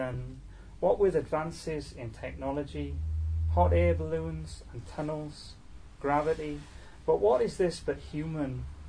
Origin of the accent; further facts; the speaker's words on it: Newport, Wales, United Kingdom; I'm from Newport